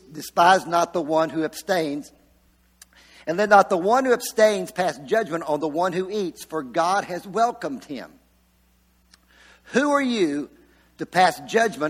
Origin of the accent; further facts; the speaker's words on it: Virginia, United States; moved away as an adult; I came from Virginia, when I was 19 years old, I moved down here from Virginia